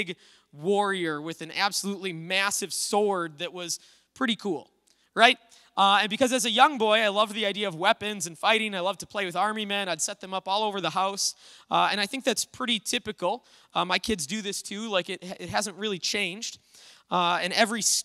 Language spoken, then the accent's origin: English; Little Falls, United States; I grew up over in Little Falls